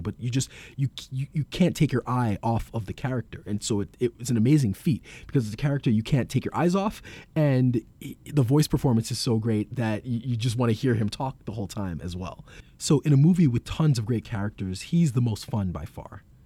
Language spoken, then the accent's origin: English; New York City, New York, United States; As someone who's born and raised in New York and who's lived in Brooklyn and Queens for most of my life